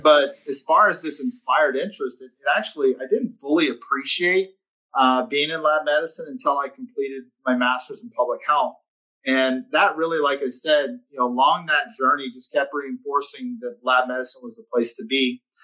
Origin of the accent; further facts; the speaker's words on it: Texas, United States; I'm from Texas